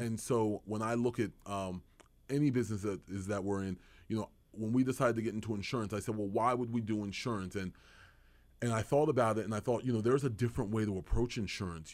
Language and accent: English; Edgewater Park, New Jersey, United States; also born or lived in Washington, D.C.; we grew up in Burlington County, right in Edgewater Park